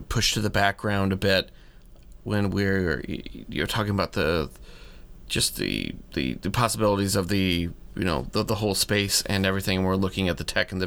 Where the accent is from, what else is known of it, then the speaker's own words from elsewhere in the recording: Alaska, United States; moved away; where I grew up in Alaska